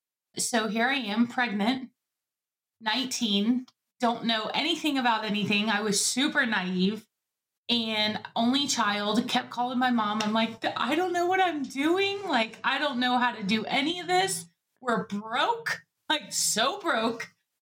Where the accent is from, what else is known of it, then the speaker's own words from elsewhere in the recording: Guantanamo Bay, Guantánamo, Cuba; So I was visiting my parents. I grew up in Guantanamo Bay.